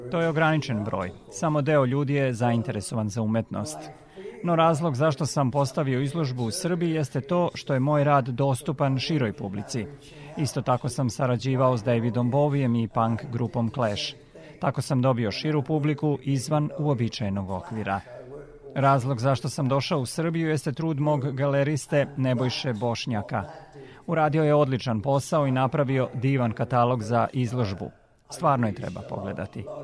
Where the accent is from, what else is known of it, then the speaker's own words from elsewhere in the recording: Portsmouth, South East England, United Kingdom; Podsmut, moj rodni grad u Engleskoj, ima veliku mornaričku luku – Otac mi je bio u Mornarici 28 godina.